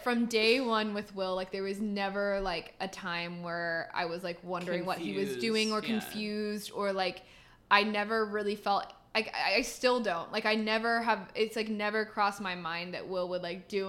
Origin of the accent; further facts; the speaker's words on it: Austin, Texas, United States; also born or lived in Houston; we were living in Houston when we met, and then we moved to Austin, which is my hometown.